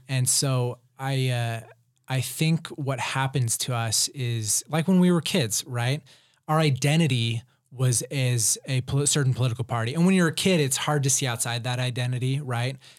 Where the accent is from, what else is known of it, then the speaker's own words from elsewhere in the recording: Provo, Utah, United States; I grew up in Provo